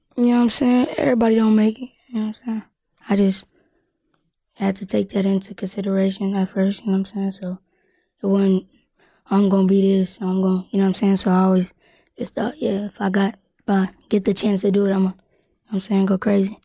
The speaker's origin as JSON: {"language": "English", "town": "Louisville", "region": "Kentucky", "country": "United States", "also_born_or_lived": "Ohio", "said": "I'm from Louisville, K Y, but born in Ohio"}